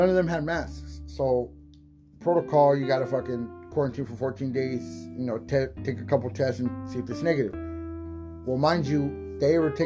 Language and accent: English; San Diego, California, United States; I'm from San Diego